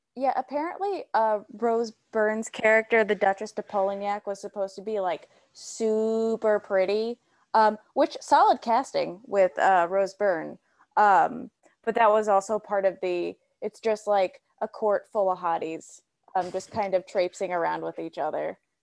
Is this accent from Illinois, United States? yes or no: yes; Illinois, United States; I'm from Illinois